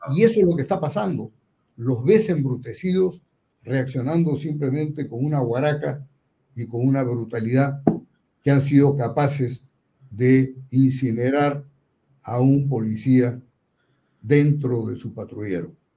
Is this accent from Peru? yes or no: yes; Peru; somos tan peruanos